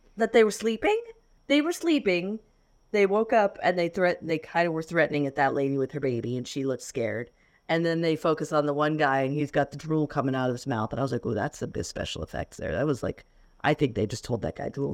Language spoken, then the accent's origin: English; Florida, United States; I grew up in Florida